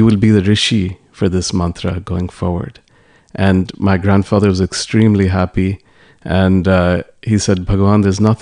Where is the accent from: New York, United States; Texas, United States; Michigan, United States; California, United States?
New York, United States; New York City; all of us were born and brought up in New York City